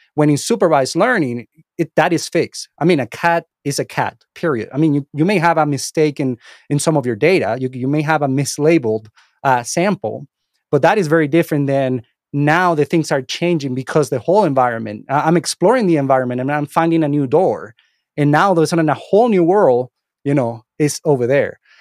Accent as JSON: {"language": "English", "country": "Venezuela", "tie": "born or raised there", "also_born_or_lived": "Miami, United States", "second_language": "English", "moved": "as an adult", "lives_now": "United States", "said": "English is my second language. I'm not from here. Um, I was born and raised in, uh, Venezuela. I moved to the United States when I was about twenty-five years"}